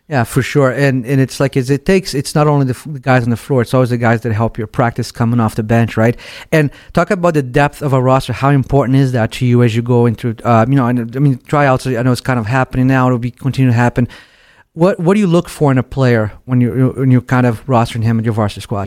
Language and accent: English; Brazil; now in United States; I'm I'm really from Brazil, so I came to the U.S. in the early '90s